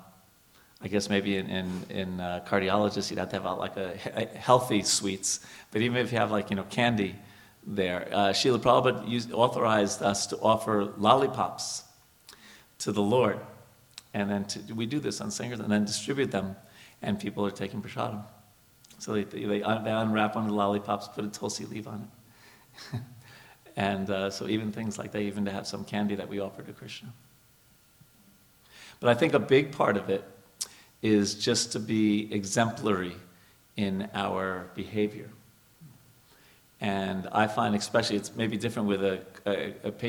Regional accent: New York, United States; moved away as an adult; also born or lived in India; I'm from New York

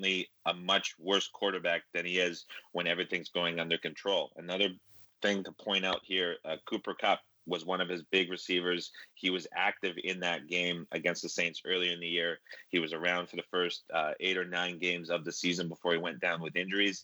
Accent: Canada; growing up in Canada

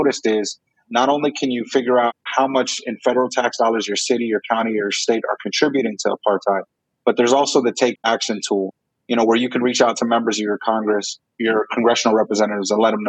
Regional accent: Jerusalem, Palestine; born there; By the way, I was born in Jerusalem.

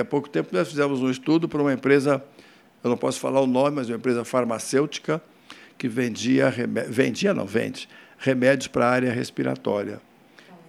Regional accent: Poços de Caldas, Minas Gerais, Brazil; eu sou de Poste Caldas

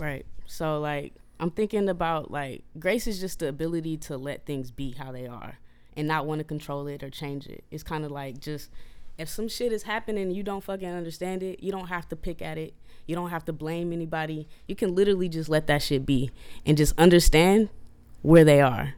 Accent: Oakland, California, United States; I'm from North Oakland, California

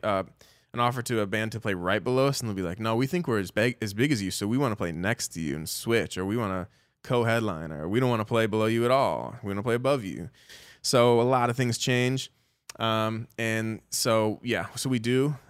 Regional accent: Chicago, Illinois, United States; I grew up in Chicago

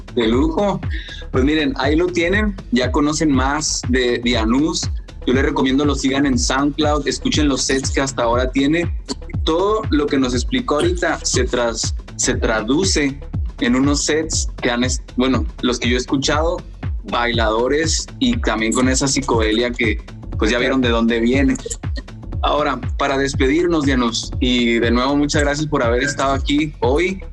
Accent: Chihuahua, Mexico; yo soy de Chihuahua

